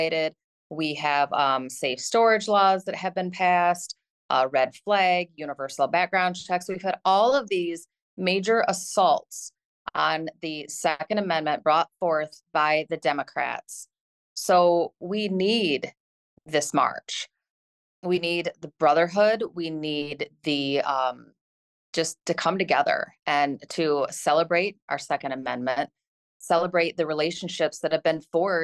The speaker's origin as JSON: {"language": "English", "town": "Caledonia", "region": "Michigan", "country": "United States", "tie": "born or raised there", "said": "my hometown, Caledonia."}